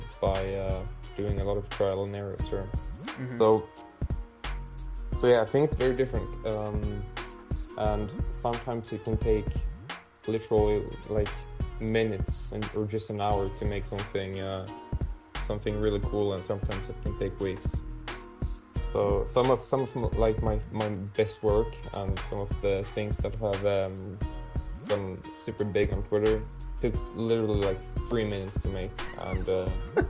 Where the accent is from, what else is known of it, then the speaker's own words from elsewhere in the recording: Malmö, Skåne, Sweden; my hometown, Malmö